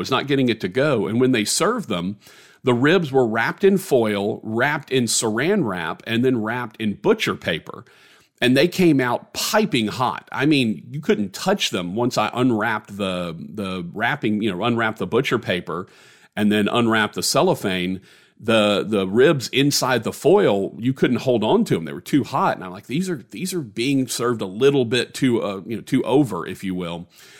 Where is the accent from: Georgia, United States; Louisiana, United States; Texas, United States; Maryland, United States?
Louisiana, United States; because I'm from Louisiana